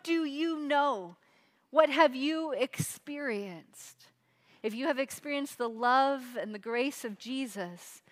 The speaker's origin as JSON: {"language": "English", "town": "Seattle", "region": "Washington", "country": "United States", "tie": "born or raised there", "moved": "yes", "said": "I grew up in Seattle, Washington area, all over Seattle"}